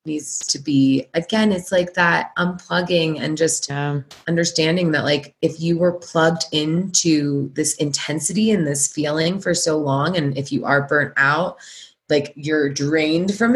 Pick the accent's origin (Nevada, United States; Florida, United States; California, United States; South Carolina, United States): California, United States; Santa Monica; moved away; also born or lived in New York City; I grew up in LA in Santa Monica